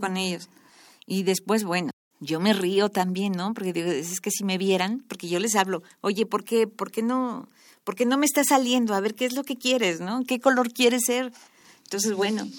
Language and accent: Spanish; Mexico City, Mexico; yo nací en, en Coajimalpa, la delegación está de Coajimalpa. Ahí estudié la primaria, la secundaria